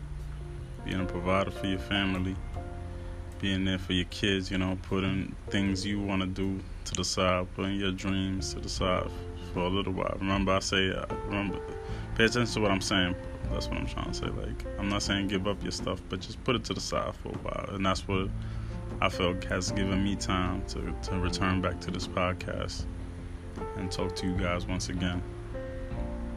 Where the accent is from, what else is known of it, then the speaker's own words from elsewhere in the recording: New York City, New York, United States; moved away as an adult; now in Orlando, United States; Born and raised in New York City, but now I live in the South, Florida, you know.